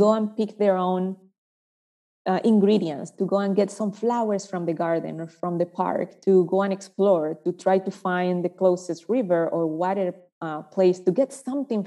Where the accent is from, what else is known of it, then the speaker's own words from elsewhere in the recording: Panama; moved away as an adult; now in United States; I was raised in Panama, running around trees, playing with woods, with flowers, with rocks